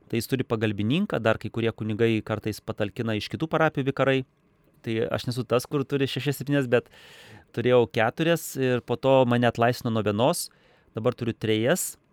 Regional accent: Lithuania; moved away as an adult; now in Kazakhstan; aš nesu rusas, aš esu lietuvis

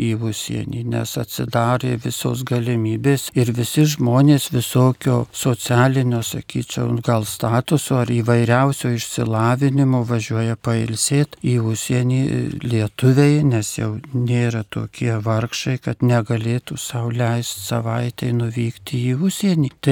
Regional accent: Lithuania

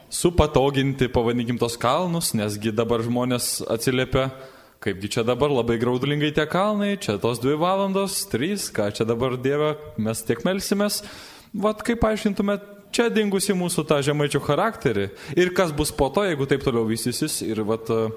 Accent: Samogitia, Lithuania; kaip tikras žemaitis

